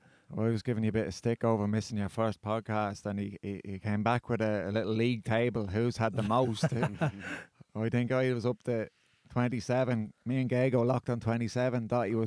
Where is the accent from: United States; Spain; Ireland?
Ireland; now in Australia; being Irish over here and having your child in the Australian, system, you kind of don't know what to expect, do you?